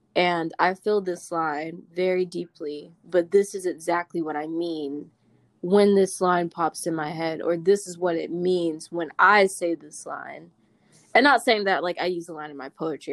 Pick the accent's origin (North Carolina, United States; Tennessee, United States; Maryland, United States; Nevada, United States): North Carolina, United States; Winston-Salem; I'm from Winston, North Carolina.